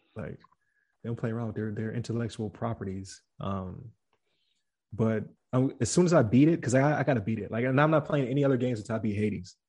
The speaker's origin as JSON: {"language": "English", "town": "Buffalo", "region": "New York", "country": "United States", "said": "I'm from Buffalo, New York"}